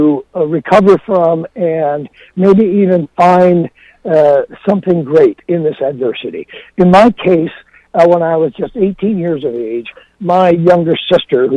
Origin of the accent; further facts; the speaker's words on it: Rockford, Illinois, United States; Rockford, Illinois, which is my hometown